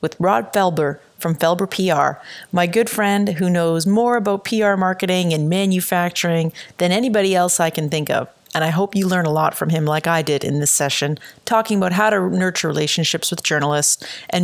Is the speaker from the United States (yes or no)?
no; Canada; I'm a Canadian